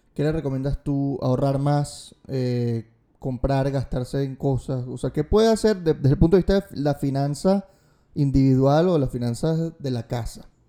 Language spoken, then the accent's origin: Spanish; Venezuela; cómo somos como venezolanos